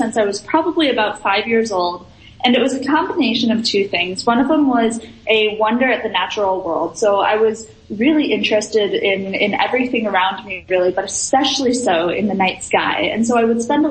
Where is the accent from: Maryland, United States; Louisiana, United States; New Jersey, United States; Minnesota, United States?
Minnesota, United States; I'm from Minnesota